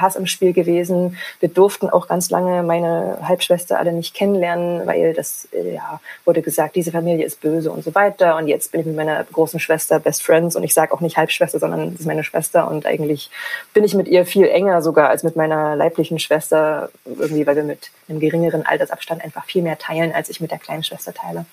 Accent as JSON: {"language": "German", "area": "GDR", "region": "East Germany", "country": "Germany", "tie": "born or raised there", "said": "ich bin in der DDR groß geworden"}